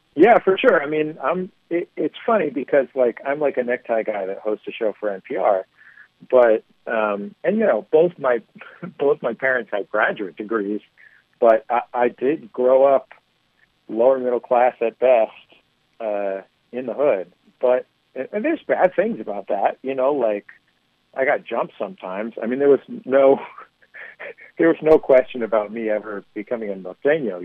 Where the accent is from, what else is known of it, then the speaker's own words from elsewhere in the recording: San Francisco, California, United States; I'm from San Francisco. I, I grew up in the Mission District